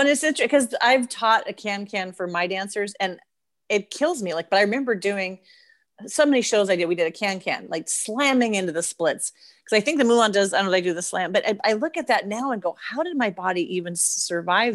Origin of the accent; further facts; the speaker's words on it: United States; being an American